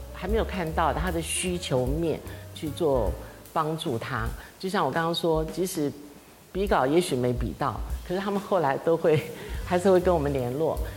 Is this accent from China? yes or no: no; Taiwan; 我们台湾人